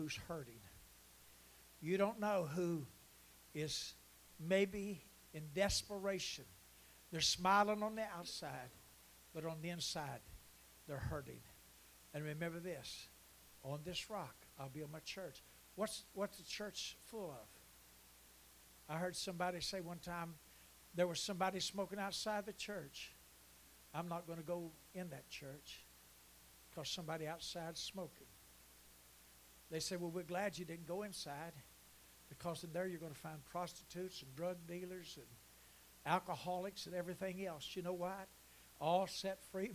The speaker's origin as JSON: {"language": "English", "town": "Huntington", "region": "West Virginia", "country": "United States", "tie": "born or raised there", "said": "I was raised in Huntington"}